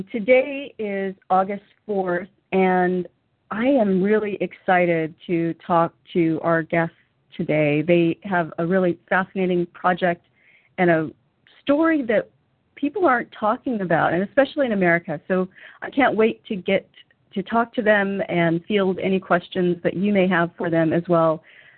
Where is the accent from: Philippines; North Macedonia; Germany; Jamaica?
Germany; which is kind of exciting for me because I grew up in part in Germany.